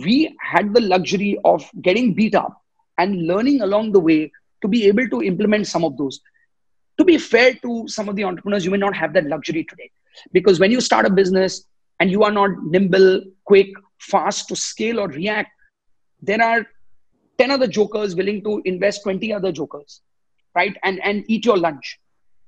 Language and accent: English; Mumbai, Maharashtra, India; I was born and raised in Bombay.